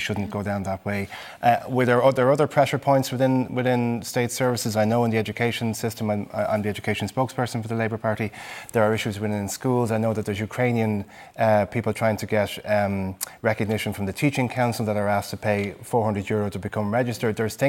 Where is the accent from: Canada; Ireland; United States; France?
Ireland